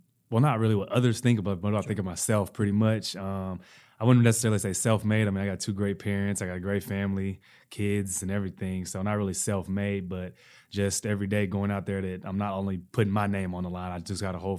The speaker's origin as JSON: {"language": "English", "region": "the South", "country": "United States", "said": "That's right. I'm from the South."}